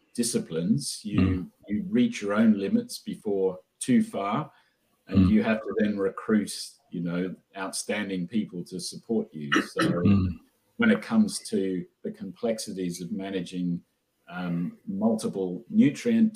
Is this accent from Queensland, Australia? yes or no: yes; Queensland, Australia; moved away as an adult; also born or lived in London / Oxford; I'm a Queenslander